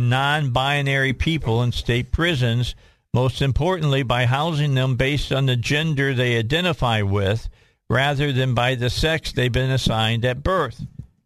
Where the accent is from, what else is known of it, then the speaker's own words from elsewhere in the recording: outside of Chicago, Illinois, United States; I grew up right outside of Chicago